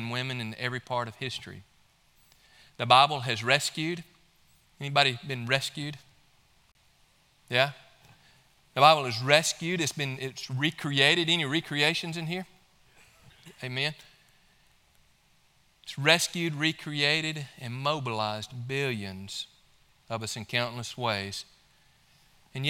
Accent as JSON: {"language": "English", "region": "Mississippi", "country": "United States", "tie": "born or raised there", "moved": "yes", "lives_now": "Georgia, United States", "said": "my home state of Mississippi"}